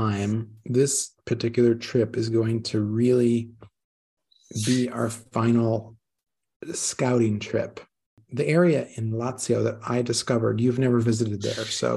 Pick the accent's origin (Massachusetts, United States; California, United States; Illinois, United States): California, United States; Northern; moved away as an adult; also born or lived in Veneto, Italy; now in Italy; I grew up in California, in kind of the agricultural part of California, in the Northern California